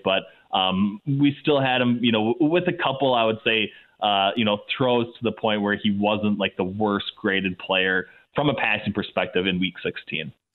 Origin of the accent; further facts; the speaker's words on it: Minnesota, United States; as a young kid growing up in Minnesota